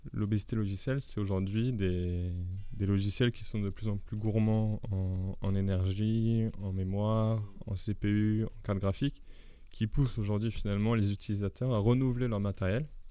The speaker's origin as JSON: {"language": "French", "country": "France", "said": "en tant que Français"}